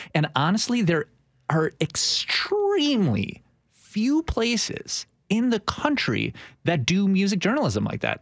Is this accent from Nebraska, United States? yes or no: no; Milwaukee, Wisconsin, United States; moved away as an adult; I was born in Milwaukee, Wisconsin, and I worked for a fantastic radio station there